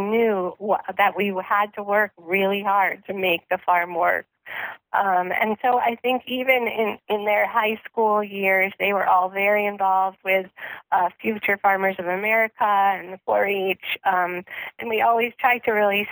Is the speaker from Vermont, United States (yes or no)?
yes; Vermont, United States; moved away; I grew up actually in Vermont in a pretty rural area, but not actually farming